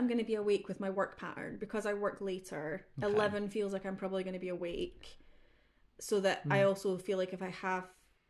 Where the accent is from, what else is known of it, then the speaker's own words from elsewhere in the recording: Scotland, United Kingdom; I'm Scottish blue, okay? But yeah, I'm like your straight white female.